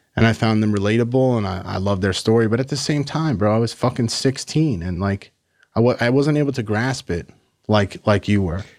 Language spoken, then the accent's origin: English; Massapequa Park, New York, United States; I grew up in, in Long Island, New York, in Massapequa Park.